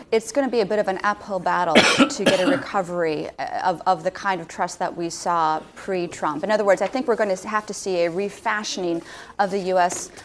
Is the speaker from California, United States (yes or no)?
no; Alaska, United States; moved away; also born or lived in London, United Kingdom; I'm from Alaska